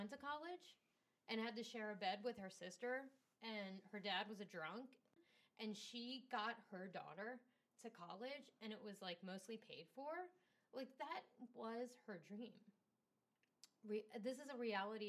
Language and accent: English; United States; as an American